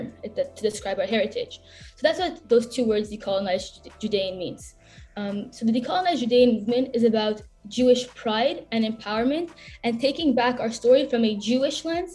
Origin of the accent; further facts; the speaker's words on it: Montreal, Quebec, Canada; I grew up in Montreal. I was born here